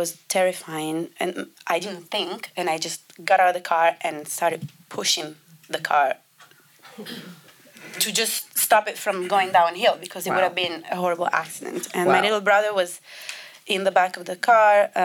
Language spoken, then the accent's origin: English; Italy; English is a second language; moved away as an adult; also born or lived in London; I grew up in Italy